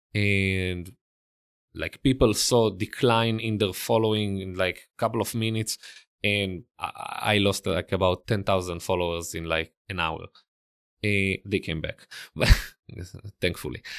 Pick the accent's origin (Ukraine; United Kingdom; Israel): Israel; accent: Israeli; English is a second language; moved away as an adult; also born or lived in Italy; now in New York City, United States; I grew up and lived in Israel